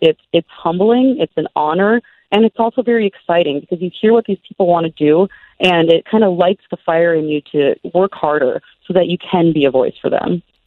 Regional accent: Twin Cities, Minnesota, United States; I grew up in the Twin Cities

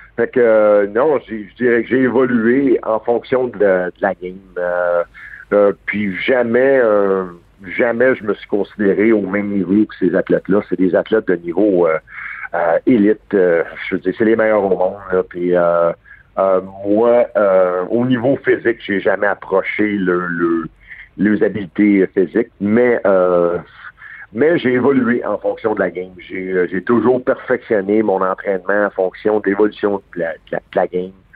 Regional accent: Montreal, Quebec, Canada; je suis né à Verdun. Euh, un gars de Verdun

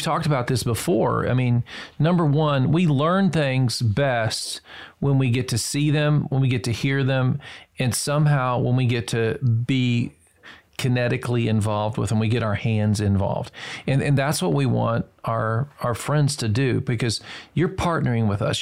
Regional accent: Murfreesboro, Tennessee, United States; I grew up in Murfreesboro, Tennessee

